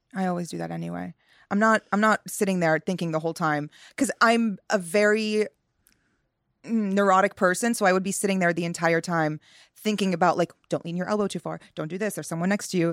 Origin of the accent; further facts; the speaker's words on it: Northeast, United States; growing up in the Northeast in America